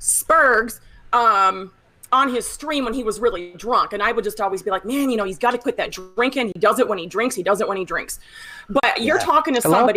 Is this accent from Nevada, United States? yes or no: yes; Las Vegas, Nevada, United States; I'm from the Las Vegas area. So I flew from Vegas to, Pennsylvania.